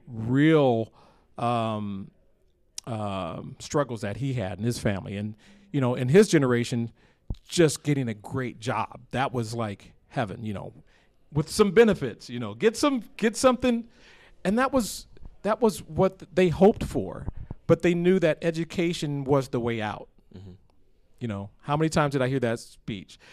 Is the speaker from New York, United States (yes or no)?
no; Johnston, Iowa, United States; that's my hometown